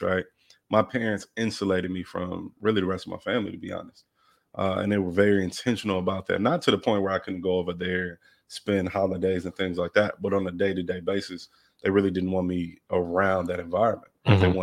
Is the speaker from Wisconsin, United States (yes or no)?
yes; Milwaukee, Wisconsin, United States; also born or lived in Los Angeles; So was raised in Milwaukee. I moved there when I was 5.